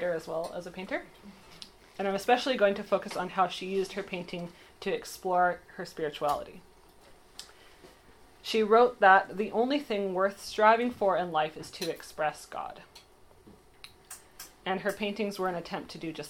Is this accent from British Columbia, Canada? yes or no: yes; Victoria, British Columbia, Canada; Emily Carr is someone that I've grown up with because I grew up in Victoria